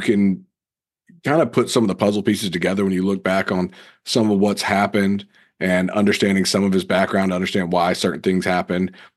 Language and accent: English; Raleigh, North Carolina, United States; growing up in Raleigh